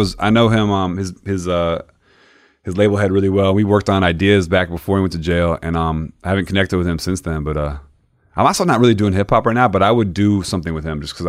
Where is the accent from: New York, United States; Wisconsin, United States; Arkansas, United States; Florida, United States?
Florida, United States; Growing up in Florida, like, I would go to my grandma's house.